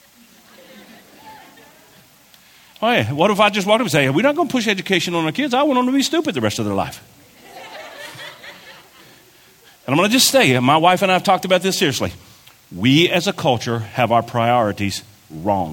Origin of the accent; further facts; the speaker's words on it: Kentucky, United States; moved away; I'm from Kentucky